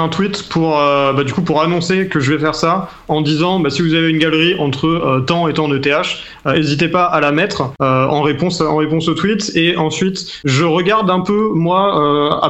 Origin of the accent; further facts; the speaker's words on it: Rennes, Brittany, France; parce que je suis Rennais.